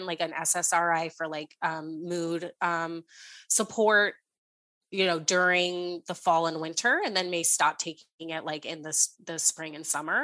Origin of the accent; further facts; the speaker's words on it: San Francisco Bay Area, California, United States; moved away as an adult; also born or lived in St. Louis, United States; now in Boston, United States; I grew up in the San Francisco Bay Area, moved to Boston for college.